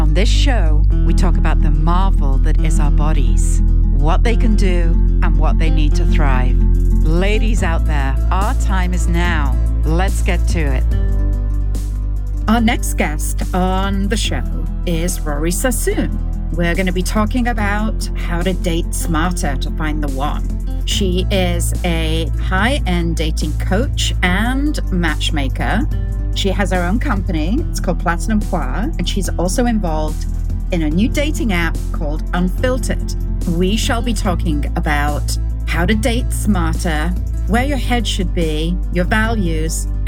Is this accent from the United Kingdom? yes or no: yes; United Kingdom; accent: British; my sexy British accent